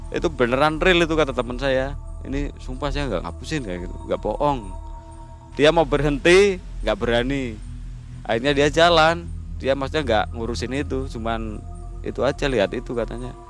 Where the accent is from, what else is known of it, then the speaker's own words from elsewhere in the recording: Alas Roban, Central Java, Indonesia; itu kejadiannya di mana di sini di kampung saya di alas roban